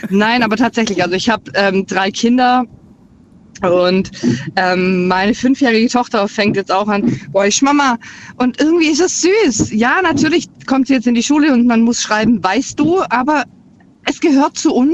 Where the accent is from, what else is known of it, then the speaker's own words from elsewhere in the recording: Baden-Württemberg, Germany; Ähm, aus der Nähe von Ludwigsburg.